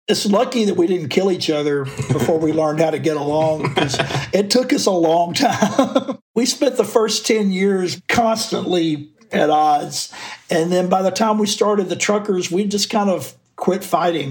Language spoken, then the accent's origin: English; Florence, Alabama, United States; moved away; also born or lived in Memphis / Athens, Georgia; I grew up in the Muscle Shoals area in North Alabama. It was a town called Florence.